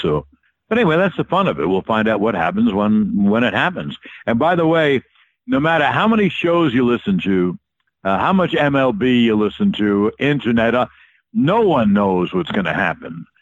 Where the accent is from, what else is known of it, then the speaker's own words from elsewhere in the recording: New York, United States; I was raised in New York as a child